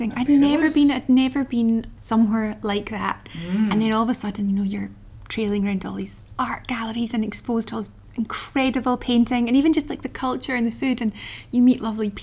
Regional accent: the Highlands, Scotland, United Kingdom; I grew up in the Highlands

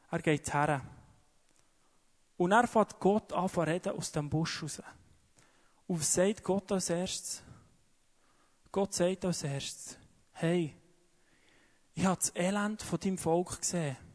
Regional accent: Switzerland; Wie ich ja gesagt glaube, speziell wir als Schweizer.

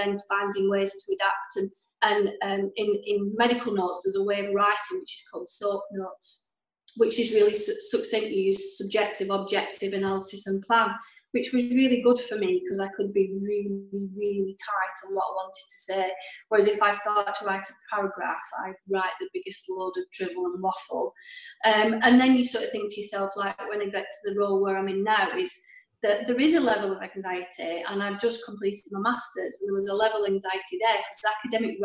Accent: Clayton-le-Moors, North West England, United Kingdom; I grew up in Clayton Moors, happy family

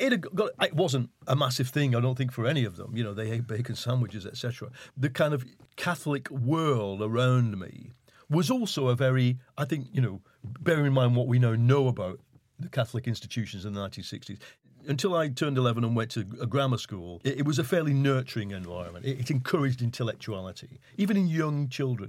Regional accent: Leigh, North West England, United Kingdom; So I grew up in Lee, in Lancashire. Um, it's part of Wigan

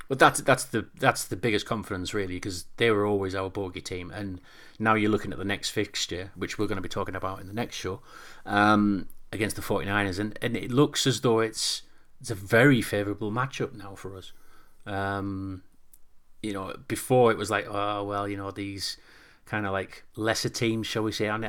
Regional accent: Newcastle upon Tyne, North East England, United Kingdom; I'm a Geordie.

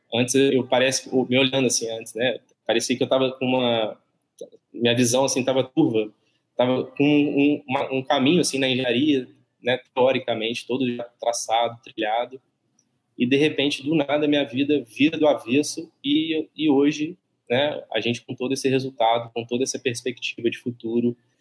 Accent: Barra Mansa, Rio de Janeiro, Brazil

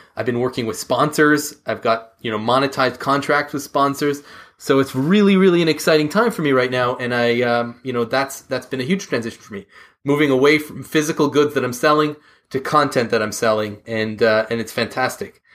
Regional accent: Canada; We're both Canadian

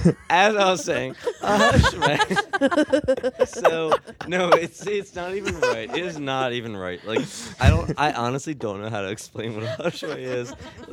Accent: Rodgers Forge, Maryland, United States; When I lived at home, so Eric and I grew up in Rogers Forge, there was a Royal Farms very close to our house.

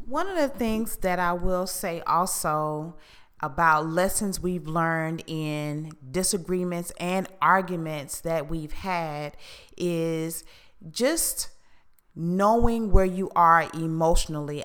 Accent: Houston, Texas, United States; where I was raised in Houston

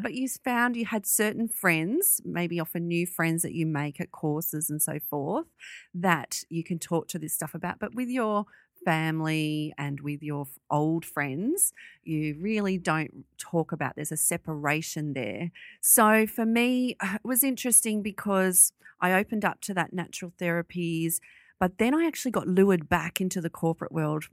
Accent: Sydney, New South Wales, Australia; we moved from Western Sydney onto the North Shore of Sydney

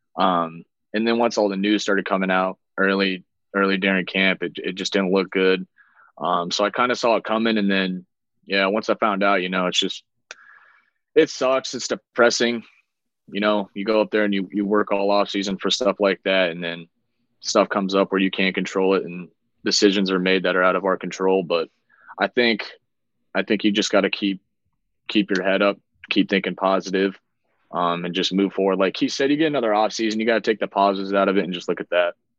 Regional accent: Iowa, United States; moved away; obviously being from there

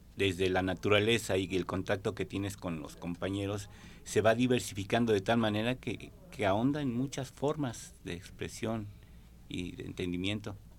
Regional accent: Mexico City, Mexico; now in Jalisco, Mexico; Soy originario de la Ciudad de México, pero ya tengo viviendo aquí alrededor de 37 años

